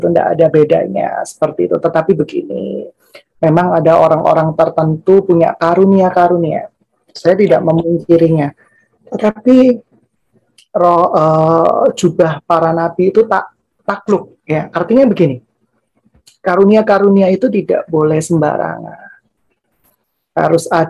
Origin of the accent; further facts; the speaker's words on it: Central Java, Indonesia; saya ini berasal dari Jawa Tengah lah ya